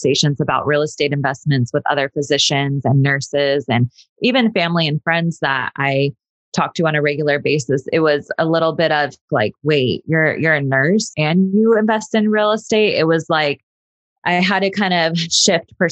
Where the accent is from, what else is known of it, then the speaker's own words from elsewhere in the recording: Sacramento, California, United States; moved away as an adult; now in Los Angeles, United States; I grew up in Sacramento, went to Sacramento State